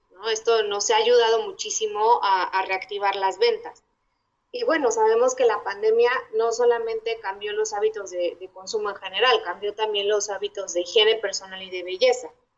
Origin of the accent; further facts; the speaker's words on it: Mexico; lo que nos distingue como mexicanos